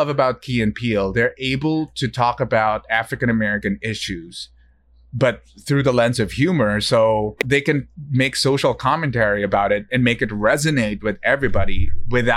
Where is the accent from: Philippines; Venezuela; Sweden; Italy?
Philippines; now in United States; I understand the pain of a local Filipino because we feel left behind a little bit.